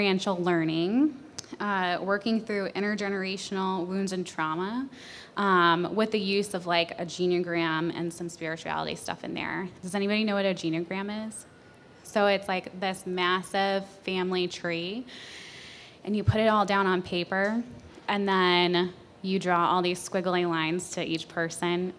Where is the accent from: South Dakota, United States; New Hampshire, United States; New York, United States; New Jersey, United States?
New Hampshire, United States; moved away; also born or lived in Colorado; I'm from New Hampshire. I got my master's in Colorado. I just moved here